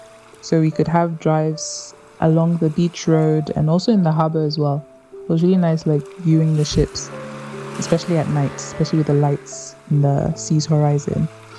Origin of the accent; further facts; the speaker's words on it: Ghana; now in United Kingdom; I'm a fine artist, illustrator, and graphic designer from Ghana, living in the UK.